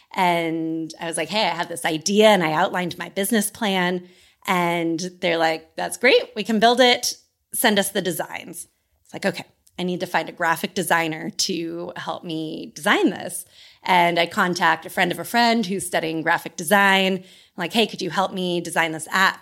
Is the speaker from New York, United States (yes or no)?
no; Sacramento, California, United States; moved away as an adult; I grew up in Sacramento, California, and I grew up in the same family home my whole life